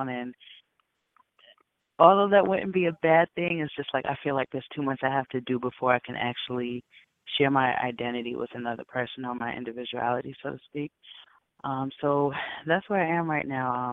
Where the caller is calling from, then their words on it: Bronx, New York, United States; I'm calling from the Bronx.